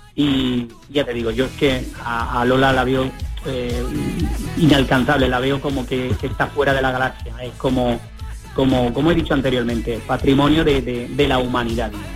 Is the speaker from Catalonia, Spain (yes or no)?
no; Almería, Andalusia, Spain; como almeriense y como andaluz